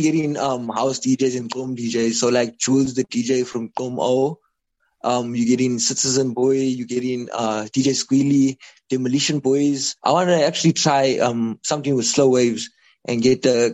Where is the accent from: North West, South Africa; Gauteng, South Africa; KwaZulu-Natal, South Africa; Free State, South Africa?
KwaZulu-Natal, South Africa; Durban; this is the place where I can grow, because it's my hometown